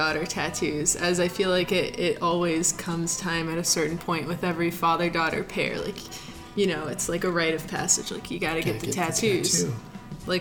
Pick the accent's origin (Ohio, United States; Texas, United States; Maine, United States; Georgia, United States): Ohio, United States; Akron; I'm from Akron